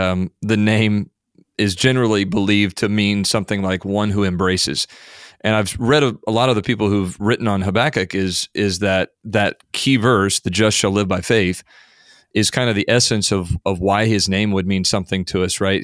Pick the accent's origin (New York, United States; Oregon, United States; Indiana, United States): Indiana, United States; having been born and raised in Indiana